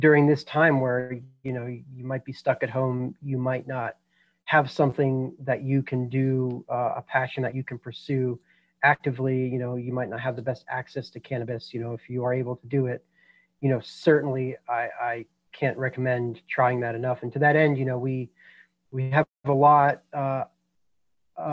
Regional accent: Boulder, Colorado, United States; I was born and raised in Boulder, Colorado

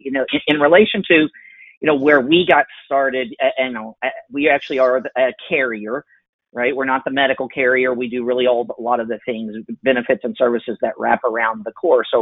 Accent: Oklahoma, United States; I'm from Oklahoma, and we're based here in Oklahoma City

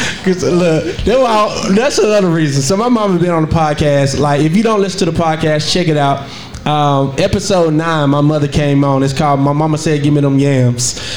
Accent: Monroe, Georgia, United States; moved away as an adult; also born or lived in Lithonia, Georgia; I love that I'm from Monroe. I'm from a small country town where everybody knows everybody

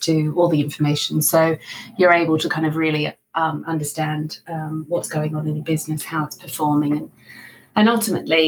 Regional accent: Australia; accent: Australian; moved away as an adult; also born or lived in Sydney; now in United Kingdom; you might recognize from my accent, I'm Australian, but been in the UK for well over 20 years. So I went to university in Sydney

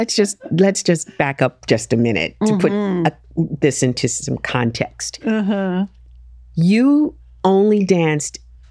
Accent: New York, United States; I'm from the Lower East Side of New York. And I grew up in a neighborhood that had arts oozing from every pore of its being. The Lower East Side, the East Village.

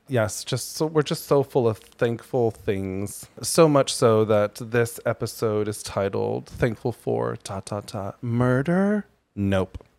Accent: Colorado, United States; moved away; I grew up in Colorado where Albertsons, King Supers, Safeway were all the grocery stores.

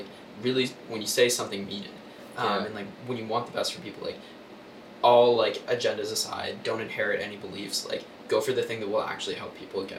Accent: Oregon, United States; moved away as an adult; also born or lived in California; now in Chicago, United States; So I grew up in Oregon. Mm-hmm. I spent a couple of years in California. I went to school at UC Berkeley. Now I'm in Chicago

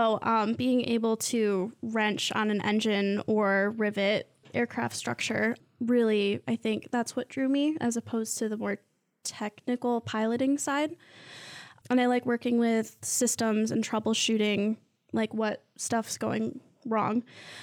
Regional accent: Mason, Michigan, United States; I'm from Mason

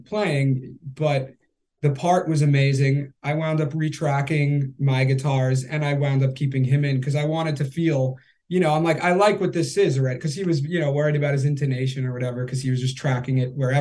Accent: Long Island, New York, United States; I grew up on Long Island in the pop punk emo scene

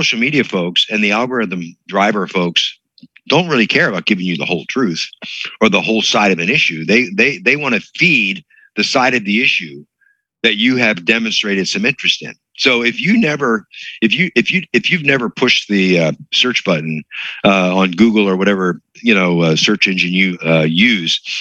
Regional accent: Hershey, Pennsylvania, United States; it was a good Bible teaching church that I grew up in Pennsylvania. If you're familiar with Pennsylvania, the Lancaster, Hershey.

